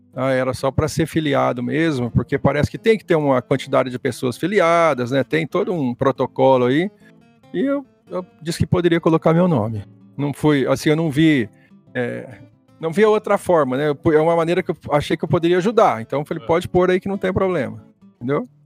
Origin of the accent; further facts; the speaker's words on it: Ribeirão Preto, São Paulo, Brazil; moved away as an adult; also born or lived in Presidente Prudente; now in Andirá, Brazil; eu sou nascido em Ribeirão Preto. Eu fiquei em Ribeirão Preto até uns 18 anos